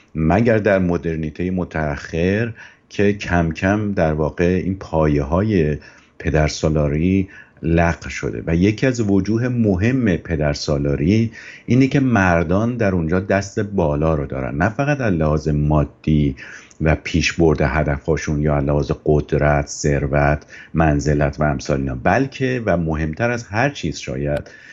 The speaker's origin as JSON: {"language": "Persian", "country": "Iran", "tie": "born or raised there", "said": "ایرانی بودن من که دست خودم نبوده من تو اون جامعه به دنیا اومدم"}